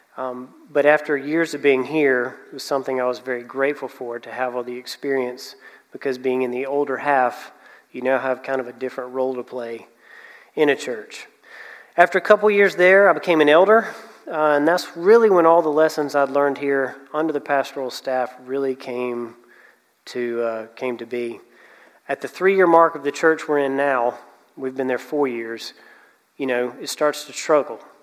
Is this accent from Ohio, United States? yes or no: no; Anderson, South Carolina, United States; I'm from Anderson